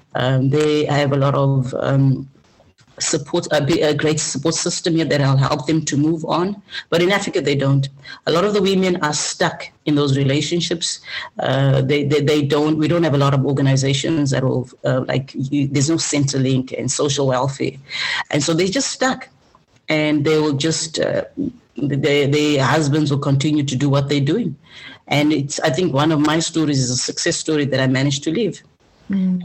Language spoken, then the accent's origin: English; Zimbabwe; now in Australia; I come from Zimbabwe, uh, a country with amazing culture.